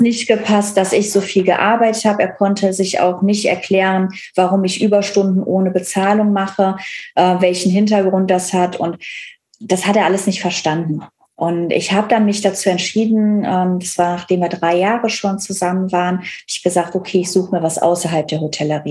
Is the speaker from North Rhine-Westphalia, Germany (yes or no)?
yes; Cologne area, North Rhine-Westphalia, Germany; now in Berlin, Germany; Ich komme aus dem Kölner Raum, alles sehr herzlich